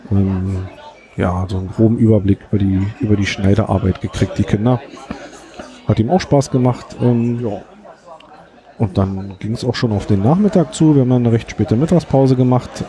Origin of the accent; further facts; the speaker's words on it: Berlin, Germany; was so ein bisschen bemerkenswert, zumindest für uns aus Berlin war, ähm, dass bei uns in Berlin gibt es Globus Baumärkte